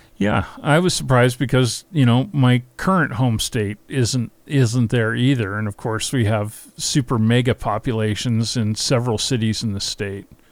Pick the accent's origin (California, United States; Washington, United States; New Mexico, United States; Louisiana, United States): Washington, United States; Seattle; my hometown of Seattle